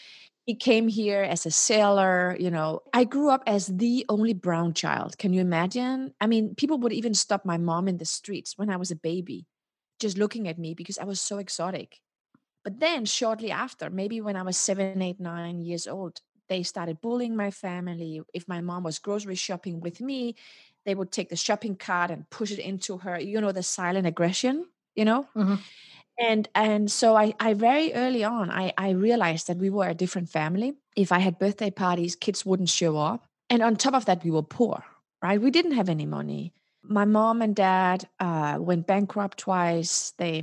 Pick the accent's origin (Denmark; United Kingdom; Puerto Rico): Denmark; also born or lived in Morocco; And then in 1975, when I was born in December, there was a social unrest in Morocco, and my mom and dad decided shortly after I was born to return to Denmark.